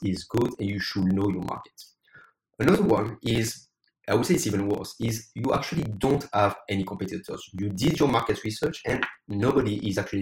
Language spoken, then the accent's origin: English; France; English is a second language; also born or lived in United States / United Kingdom / Ireland / Spain; now in Taiwan; As you probably can hear my accent, I'm originally from France, but I used to live in the US, the UK, Ireland, Spain, Australia, and now live in Taiwan.